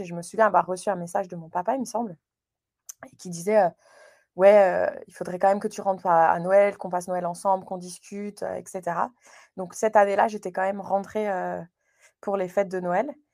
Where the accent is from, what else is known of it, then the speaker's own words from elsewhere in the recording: Moselle, Grand Est, France; moved away as an adult; also born or lived in United States / Chicago / Wales; now in Canada; Je suis originaire de la Moselle, euh, dans c'est le nord-est de la France, près du Luxembourg